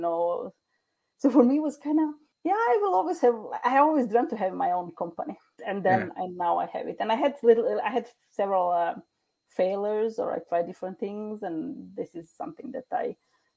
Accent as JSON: {"language": "English", "country": "Croatia", "moved": "yes", "lives_now": "Norway", "said": "I'm originally from Croatia"}